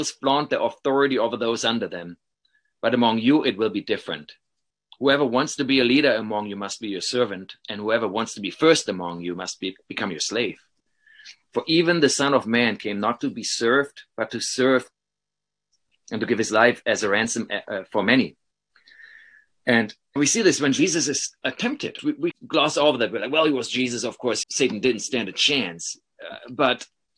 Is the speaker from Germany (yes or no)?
yes; Paderborn, North Rhine-Westphalia, Germany; moved away as an adult; now in Madison, United States; my hometown in Paderborn